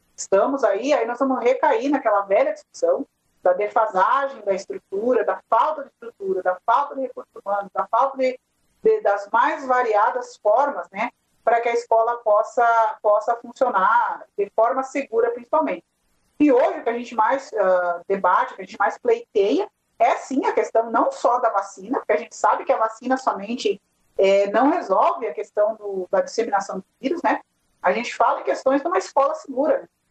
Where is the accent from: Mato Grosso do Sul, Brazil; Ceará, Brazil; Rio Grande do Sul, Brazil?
Rio Grande do Sul, Brazil; Nova Palma; eu sou aqui de Nova Palma